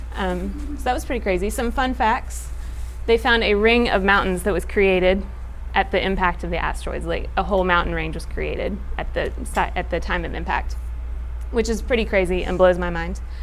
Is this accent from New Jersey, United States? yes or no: no; Knoxville, Tennessee, United States; I grew up in Knoxville, which is in East Tennessee